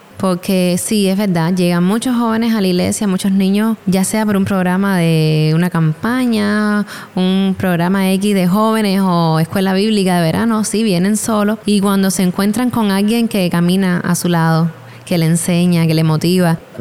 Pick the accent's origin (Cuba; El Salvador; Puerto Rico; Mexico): Cuba; nosotros como mujeres cubanas